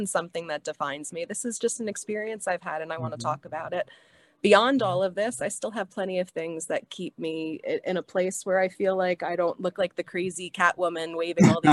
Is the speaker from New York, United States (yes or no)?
yes; New York City, New York, United States; moved away as an adult; now in Hawaii, United States; I was born and raised in Staten Island